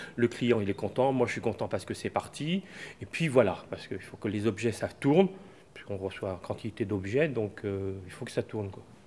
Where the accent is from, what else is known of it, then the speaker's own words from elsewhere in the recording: Brittany, France; now in Angers, France; on m'appelle le Breton puisque je suis Breton